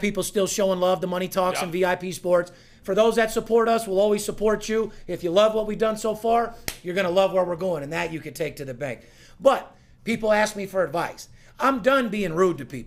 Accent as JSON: {"language": "English", "town": "Las Vegas", "region": "Nevada", "country": "United States", "tie": "born or raised there", "said": "I'm born and raised in Vegas"}